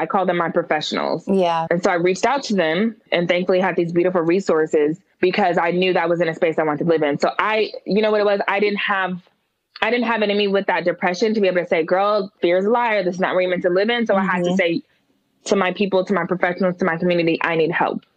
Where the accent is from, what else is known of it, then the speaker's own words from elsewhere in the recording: Oakland, California, United States; moved away as an adult; also born or lived in Berkeley / San Francisco; now in Atlanta, United States; I was born in Berkeley, raised in Oakland started college in San Francisco and then moved to Atlanta in 2009.